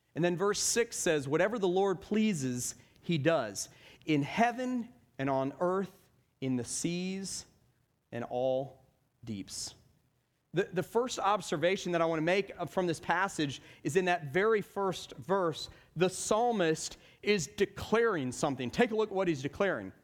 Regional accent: Stone Mountain, Georgia, United States; I grew up in Stone Mountain, Georgia

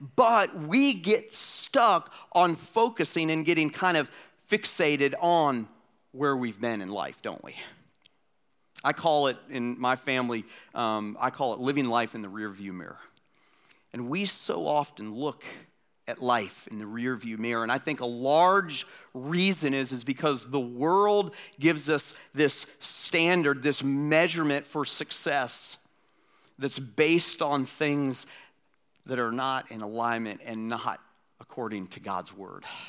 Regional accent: Atlanta, Georgia, United States; moved away; my hometown, Atlanta, Georgia

